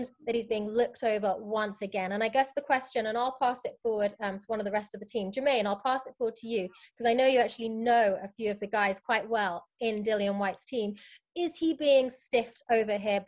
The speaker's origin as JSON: {"language": "English", "region": "London", "country": "United Kingdom", "also_born_or_lived": "United States", "said": "I'm from London. I'm currently between the United States and the UK"}